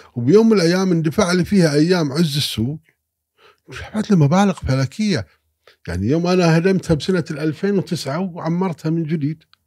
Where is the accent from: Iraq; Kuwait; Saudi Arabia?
Kuwait; انا كويتي